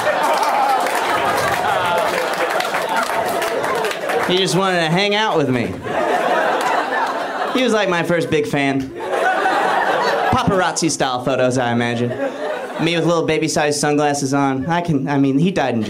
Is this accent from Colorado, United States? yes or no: no; Alabama, United States; I'm from Alabama